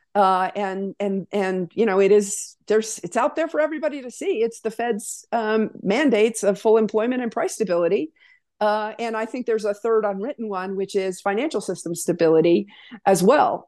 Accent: Wyoming, United States; moved away as an adult; Born and raised in Wyoming

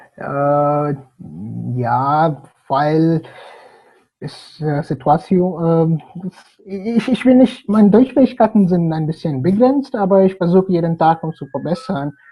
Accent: Hyderabad, Telangana, India; German is a second language; moved away as an adult; also born or lived in Bonn, Germany / Bangalore, India; now in Germany; Ich komme aus Hyderabad

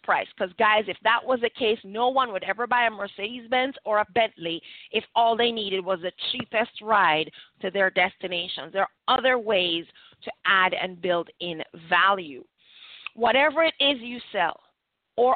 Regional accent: Jamaica; we're Jamaican

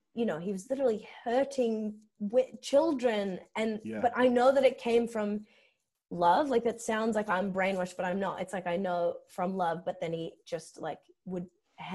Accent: Sydney, New South Wales, Australia; I grew up in Strathfield

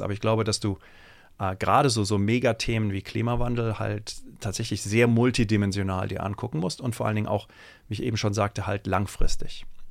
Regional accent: Germany; ich bin äh, in Deutschland zur Schule gegangen, das ist allerdings auch schon irgendwie 25, 30 Jahre her

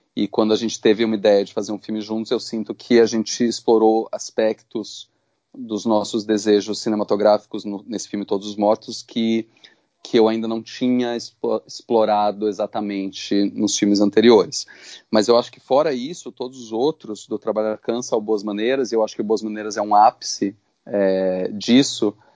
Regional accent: São Paulo, Brazil; eu, um moleque no subúrbio de São Paulo

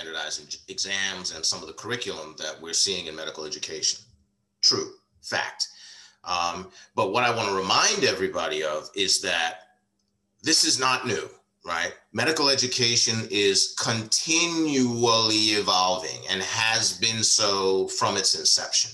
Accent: New York, United States; also born or lived in Washington, DC / Maryland / Virginia area; now in Washington DC area, United States; I grew up in New York

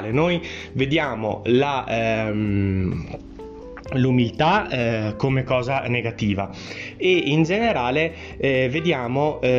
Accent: Trentino-Alto Adige, Italy; Sì, sono un italiano anch'io, ma sono trentino, da, da, eh, che deriva, che viene da una famiglia trentina e quindi noi abbiamo una cultura che è in parte differente eh, rispetto a quella italiana perché siamo stati austro-ungarici

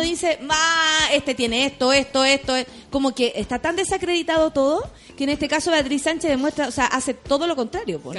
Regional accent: Santiago, Santiago Metropolitan Region, Chile; soy de Santiago

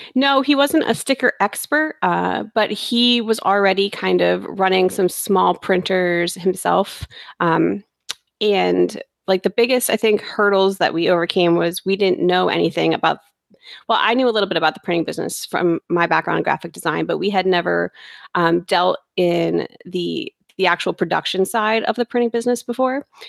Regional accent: Bangor, Pennsylvania, United States; I grew up in Bangor, Pennsylvania, which is kind of near the Poconos

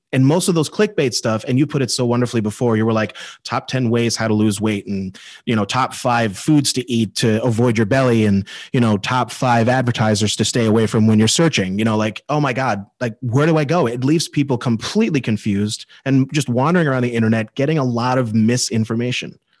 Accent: Ireland; I'm Irish

